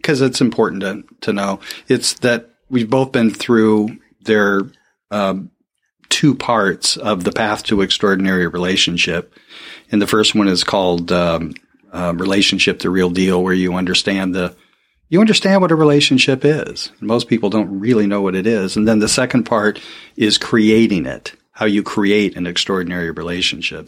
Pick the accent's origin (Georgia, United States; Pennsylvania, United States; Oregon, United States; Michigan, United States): Oregon, United States; Portland; born and raised in Portland, Oregon